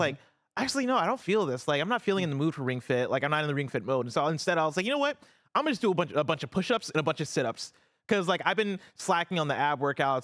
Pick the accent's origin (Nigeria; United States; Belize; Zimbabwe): United States; Champaign, Illinois; now in San Francisco, United States; I grew up in Champaign, Illinois